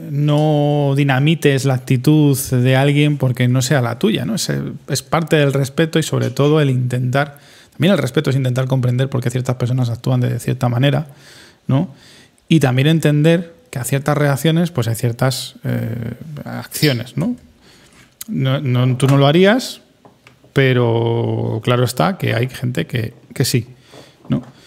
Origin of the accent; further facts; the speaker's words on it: Spain; somos españoles